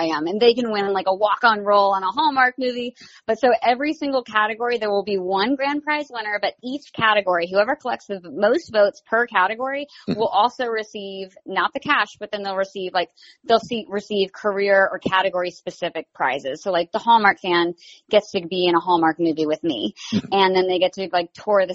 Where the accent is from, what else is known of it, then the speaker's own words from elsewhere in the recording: the South, United States; I'm from the South